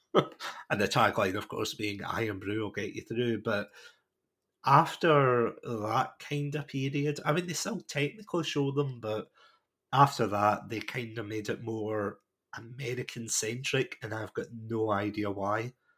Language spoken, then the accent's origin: English; Scotland, United Kingdom; I'm watching this as a Scottish person